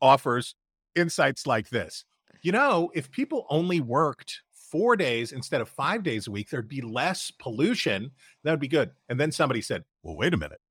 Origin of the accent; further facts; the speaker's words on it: Wheeling, West Virginia, United States; my hometown of Wheeling, West Virginia